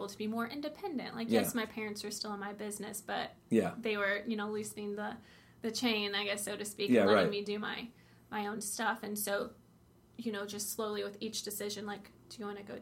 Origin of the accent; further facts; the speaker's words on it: Brownsburg, Indiana, United States; growing up in Brownsburg, it's a pretty good town.